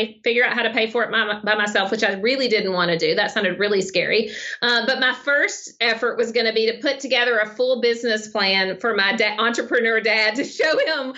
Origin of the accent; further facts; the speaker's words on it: Arkansas, United States; accent: Southern; So I'm from Arkansas.